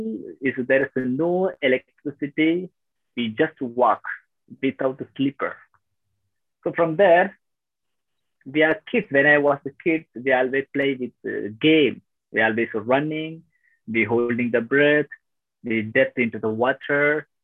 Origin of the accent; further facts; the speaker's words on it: Tamil Nadu, India; also born or lived in Thailand / Malaysia; now in Vietnam; I'm from South India, Tamil Nadu